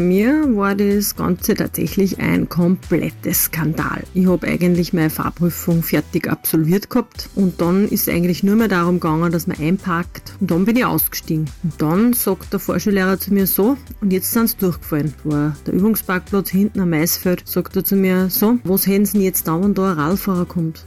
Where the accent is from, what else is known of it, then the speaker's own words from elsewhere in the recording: Stadl-Paura, Upper Austria, Austria; bei uns in Stadelpaura